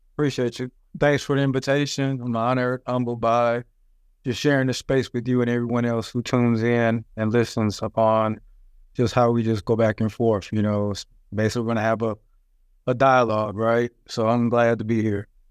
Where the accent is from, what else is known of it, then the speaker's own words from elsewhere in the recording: Flint, Michigan, United States; I was born and raised in Flint, Michigan